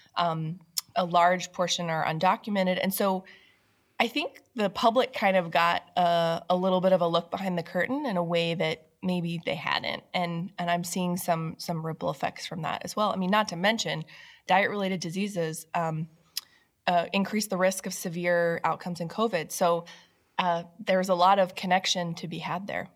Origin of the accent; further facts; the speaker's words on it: Washington, United States; moved away; my home state of Washington State